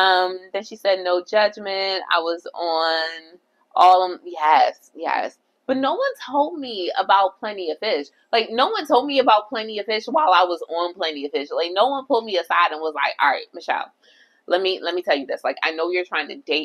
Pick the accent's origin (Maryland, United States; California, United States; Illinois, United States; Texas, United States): Maryland, United States; Baltimore; moved away; also born or lived in Jamaica (family); when I lived in Baltimore, so I'm originally from Baltimore